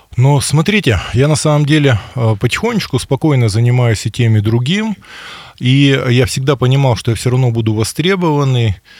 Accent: Yekaterinburg, Sverdlovsk Oblast, Russia; Я екатеринбуржец

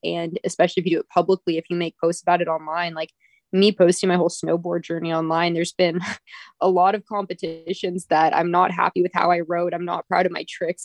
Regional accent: Redwood City, California, United States; also born or lived in Lake Tahoe, California; I was born and raised in Redwood City

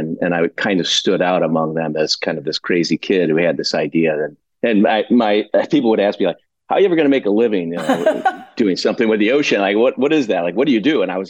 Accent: Midwest, United States; But as a kid growing up in the Midwest, I was really fascinated with the outdoors.

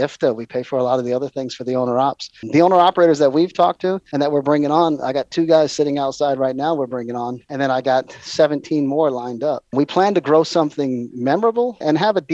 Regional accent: Hawaii, United States; I was raised in Hawaii

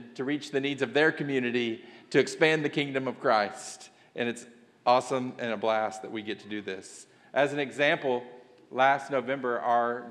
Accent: Kentucky, United States; accent: southern drawl; moved away as an adult; now in Tennessee, United States; I was born and raised in Kentucky. I've lived in Tennessee for the last few years

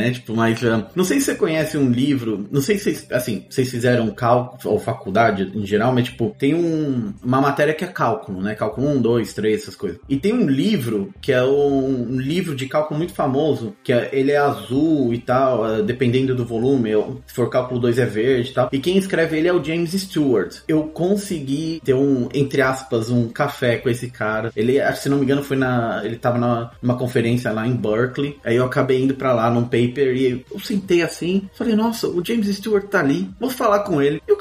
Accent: São Bernardo do Campo, São Paulo, Brazil; born there; mas eu nasci, se não me engano, em São Bernardo do Campo.

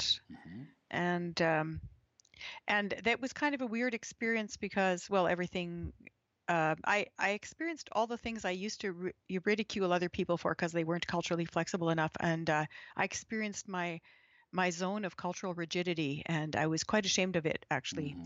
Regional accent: Alberta, Canada; When I was growing up in Alberta, I was the only 5-year-old who could eat as well with chopsticks as Asian kids could

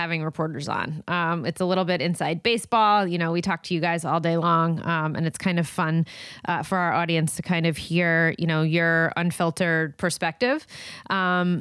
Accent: New Jersey, United States; now in Marina del Rey, Los Angeles, United States; I'm from New Jersey

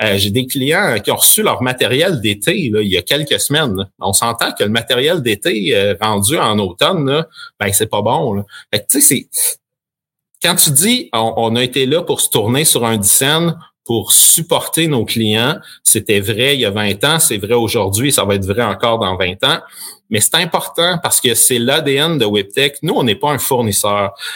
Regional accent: Sherbrooke, Quebec, Canada; also born or lived in Acton Vale, Quebec; je suis natif de Actonville, donc un petit village en Montérégie euh, où on est déménagé quand j'avais quatre ans ou cinq ans et merci à mon père d'avoir eu une opportunité à Sherbrooke

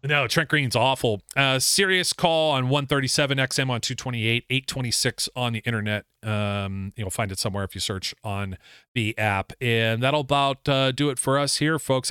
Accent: Youngstown, Ohio, United States; born and raised in Youngstown, Ohio

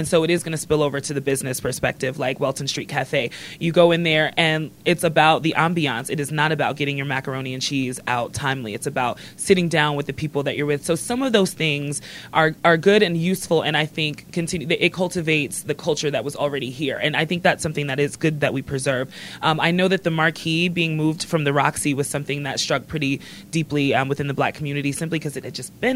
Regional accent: New York City, New York, United States; now in Denver, United States; I'm also from Brooklyn

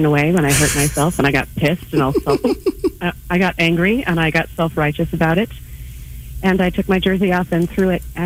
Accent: Kansas City, Missouri, United States; I was born and raised in Kansas City as the daughter of a firefighter and a nurse

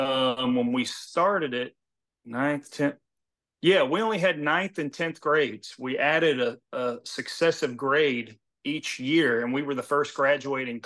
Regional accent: Houston, Texas, United States; also born or lived in Lufkin, Texas; I was born in Lufkin, Texas

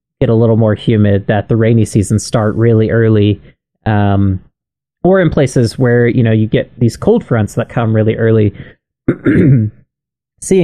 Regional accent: Southeast, United States; I'm from the Southeast

